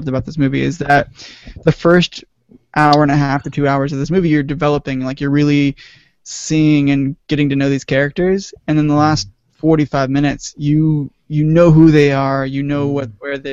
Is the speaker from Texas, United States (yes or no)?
yes; Austin, Texas, United States; moved away; we all grew up in Texas, but even more importantly, we grew up in Austin